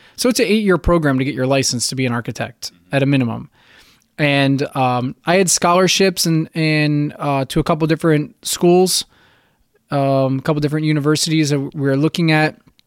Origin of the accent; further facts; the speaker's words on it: central New Jersey, United States; moved away as an adult; also born or lived in Virginia Beach; now in Florida, United States; I was born in New Jersey. I grew up in a beach town in central New Jersey